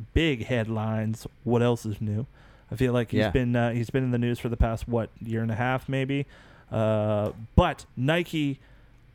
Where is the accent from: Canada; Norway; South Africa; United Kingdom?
Canada